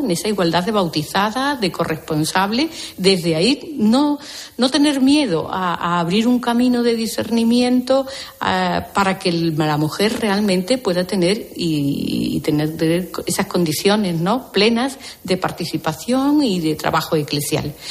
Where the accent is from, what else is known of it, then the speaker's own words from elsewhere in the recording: Andalusia, Spain; yo misma que soy andaluza